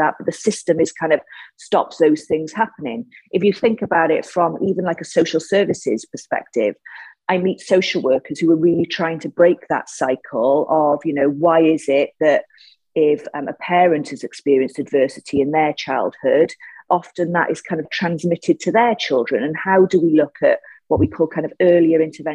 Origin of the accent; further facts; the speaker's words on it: Cardiff, Wales, United Kingdom; I was born in Ely. I grew up in a place called Ely in Cardiff